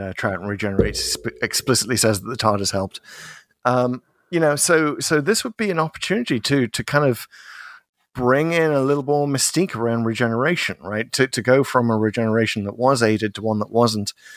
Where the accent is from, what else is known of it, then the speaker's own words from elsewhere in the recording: United Kingdom; as a Brit.